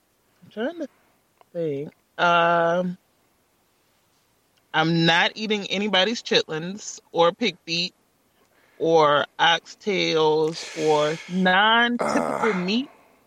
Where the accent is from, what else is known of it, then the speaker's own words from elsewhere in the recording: South Georgia, United States; I already have people questioning if I'm really from South Georgia just because of my diet.